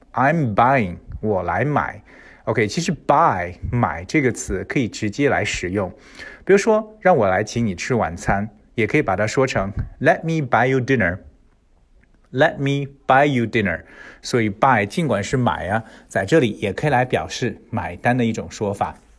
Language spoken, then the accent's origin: Chinese; China; 我们中国人吃饭的时候